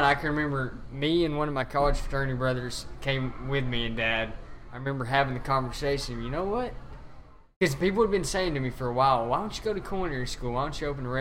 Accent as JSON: {"language": "English", "town": "Dresden", "region": "Tennessee", "country": "United States", "tie": "born or raised there", "said": "Dresden, Tennessee, which is my hometown"}